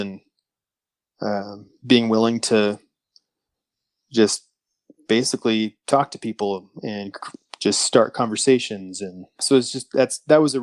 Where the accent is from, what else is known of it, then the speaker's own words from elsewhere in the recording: Des Moines, Iowa, United States; I'm currently residing in Des Moines, Iowa. So I'm a Northerner